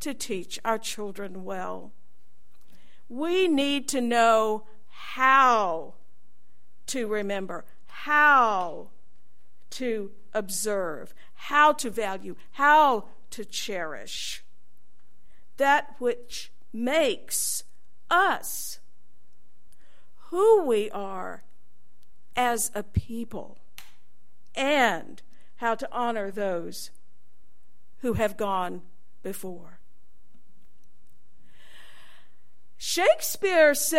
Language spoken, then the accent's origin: English; United States; I got teased a lot for being an American in those years